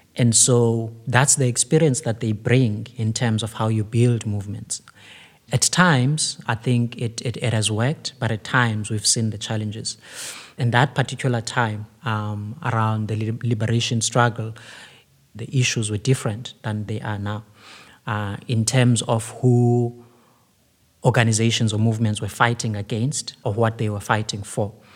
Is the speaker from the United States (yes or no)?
no; Cape Town, Western Cape, South Africa; I come from Kailicha